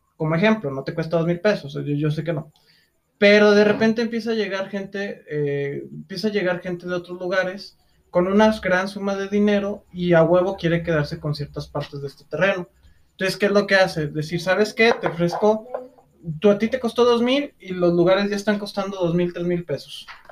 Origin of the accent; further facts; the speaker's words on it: Lagos de Moreno, Jalisco, Mexico; Nosotros venimos de Lagos de Moreno, eh, que es un pueblo pequeño